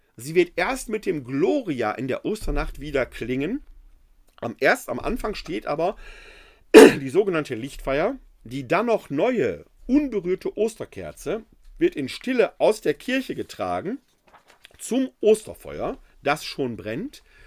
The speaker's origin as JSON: {"language": "German", "area": "Ruhr area", "region": "North Rhine-Westphalia", "country": "Germany", "tie": "born or raised there", "moved": "as an adult", "lives_now": "Wuppertal, Germany", "said": "Gebürtig komme ich aus dem Ruhrgebiet"}